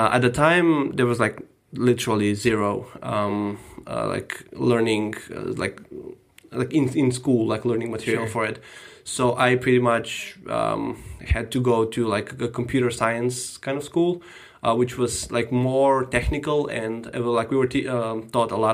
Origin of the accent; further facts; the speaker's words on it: North Macedonia; moved away; I am from Macedonia originally. I was born and grew up there